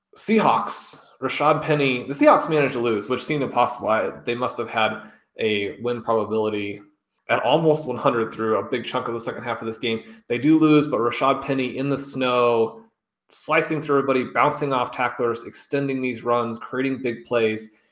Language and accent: English; Kansas City, Missouri, United States; I was born in Kansas City